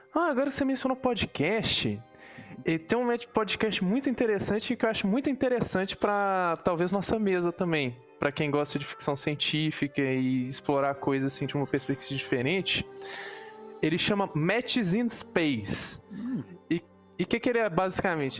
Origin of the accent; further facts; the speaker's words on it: Minas Gerais, Brazil; Eu sou mineira, por isso eu falo muito trem